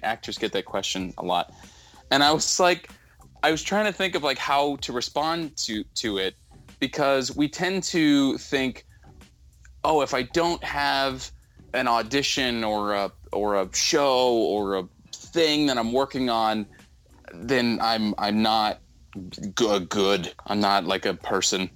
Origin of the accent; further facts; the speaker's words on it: Southern California, United States; also born or lived in Northeast US; now in Northeast, United States; I grew up in Southern California where there was no ice and I was pissed, so now I'm in the Northeast